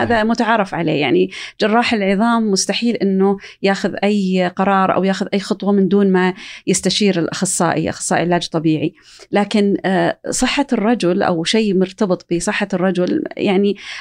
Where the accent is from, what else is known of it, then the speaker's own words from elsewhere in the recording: Saudi Arabia; عندنا في السعوديه